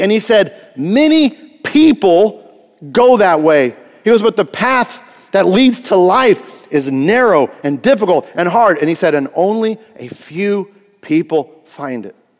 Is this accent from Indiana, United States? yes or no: yes; Greenfield, Indiana, United States; I was born in Greenfield, Indiana, okay? Small cornfield town.